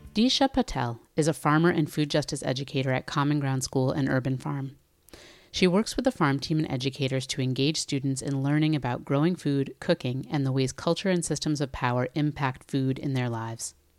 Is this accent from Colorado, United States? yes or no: no; New Haven, Connecticut, United States; my hometown of New Haven, Connecticut